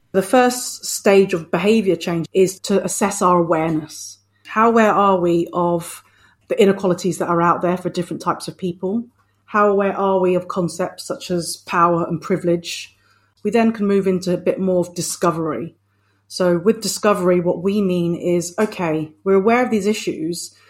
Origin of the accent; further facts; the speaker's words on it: United Kingdom; I'm a British born Filipino